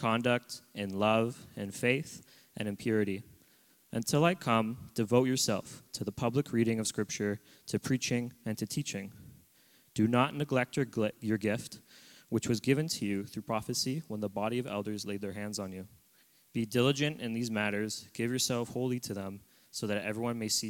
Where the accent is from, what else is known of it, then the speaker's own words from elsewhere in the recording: Oshawa, Ontario, Canada; moved away as an adult; now in Abbotsford, Canada; I'm originally from Ontario. I was born in Oshawa, which is an hour east of Toronto. I've grown up in a loving home of a Christian family